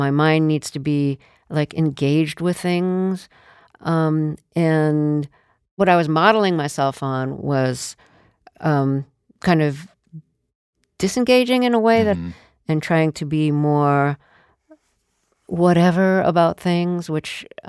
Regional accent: New York City, New York, United States; I grew up in the Sheepshead Bay neighborhood of Brooklyn

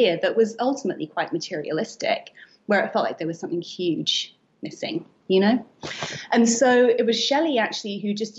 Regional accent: United Kingdom; accent: British; moved away as an adult; now in New York, United States; I'm British, as you can hear from my accent, and I have been based here in New York for 8 years

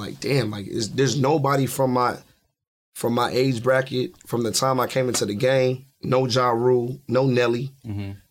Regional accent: Columbus, Ohio, United States; my hometown, Columbus, Ohio

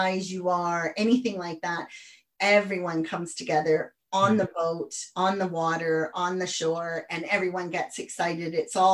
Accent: the Prairies, Canada; moved away as an adult; also born or lived in United States; now in United Kingdom; I'm Canadian, but I lived in the States

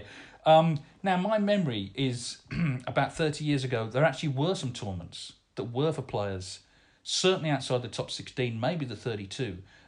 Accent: Portsmouth, South East England, United Kingdom; born or raised there

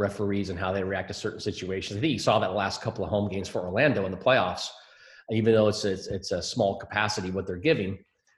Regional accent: Scotland, United Kingdom; now in United States; I'm more American now than I am Scottish

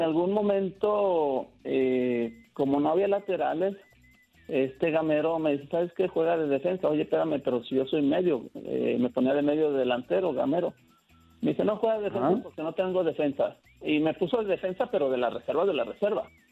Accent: his village near Guadalajara, Jalisco, Mexico; me regresé a mi pueblo viviendo con mis tíos. Y de aquí empecé a ir y venir a Guadalajara

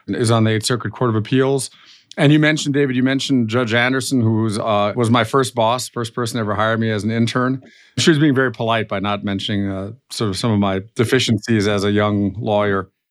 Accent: Germany; accent: slightly nasally accent; moved away as an adult; also born or lived in Florida / Illinois / Colorado / Chicago; I grew up in, uh, Germany, uh, as you maybe can tell from my slightly nasally accent

